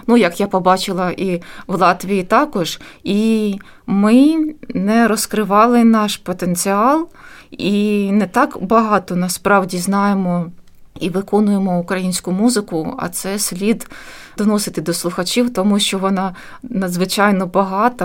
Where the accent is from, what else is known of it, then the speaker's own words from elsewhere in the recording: Chernihiv, Chernihiv Oblast, Ukraine; moved away as an adult; now in Riga, Latvia; був невеликий симфонічний оркестр в моєму рідному місті